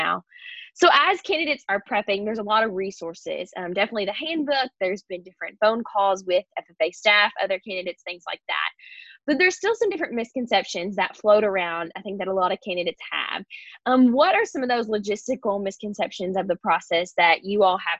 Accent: Kentucky, United States; I'm from Kentucky.

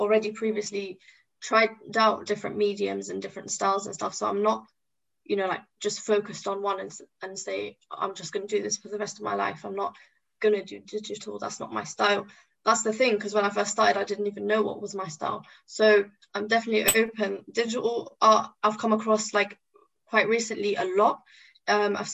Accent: London, United Kingdom; also born or lived in Tripoli, Libya / Yefren, Libya; I was raised in London. You know, I came when I was two. Raised in London

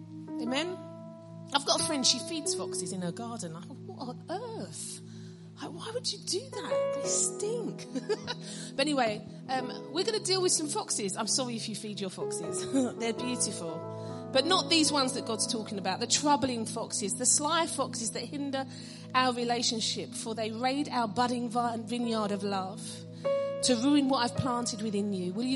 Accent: London, United Kingdom; I'm from London

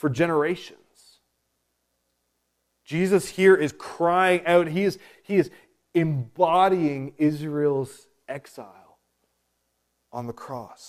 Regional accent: Prince Edward Island, Canada; I was born and raised on Prince Edward Island, this is not my true home.

